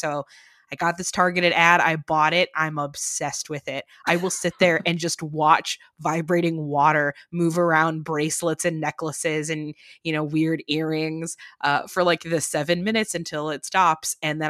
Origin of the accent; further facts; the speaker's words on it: Chicago, Illinois, United States; I'm from Chicago originally, so The Bear hits a very big sweet spot for me